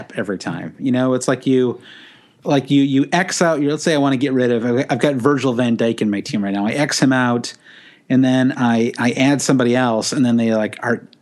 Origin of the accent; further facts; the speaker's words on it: United States; as an American